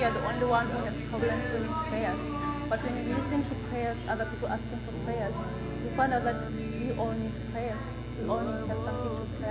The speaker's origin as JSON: {"language": "English", "country": "Botswana", "moved": "yes", "lives_now": "Melbourne, Australia", "said": "I'm from Botswana."}